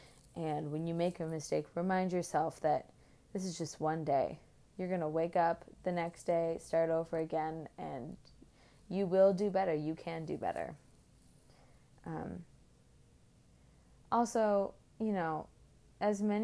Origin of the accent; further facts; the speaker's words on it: Oakland, California, United States; now in Boston, United States; I'm from Oakland, California